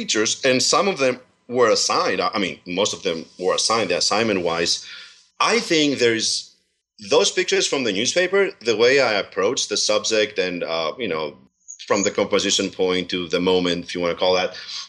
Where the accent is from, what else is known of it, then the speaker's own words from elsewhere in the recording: Servia, Kozani, Western Macedonia, Greece; now in Pennsylvania, United States; I was born there